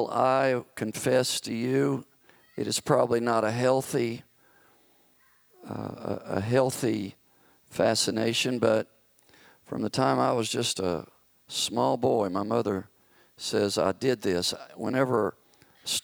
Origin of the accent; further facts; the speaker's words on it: the South, United States; I grew up in the South where tornadoes are quite frequent during tornado season